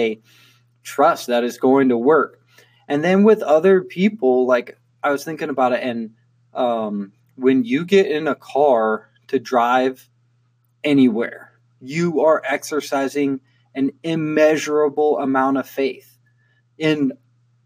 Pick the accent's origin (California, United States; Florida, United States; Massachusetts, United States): California, United States; I grew up in California